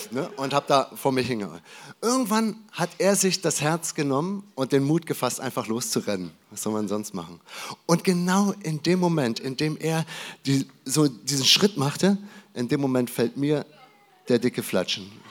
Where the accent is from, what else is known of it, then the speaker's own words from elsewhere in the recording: Berlin, Germany; born there; Ich bin in Berlin geboren und äh, wir hatten dort ein Haus und das war ein, ein schönes, es war so ein, ein äh, wie nennt man das, ein, ein, ein Alt-Berliner äh, Haus in irgendeiner Straße halt.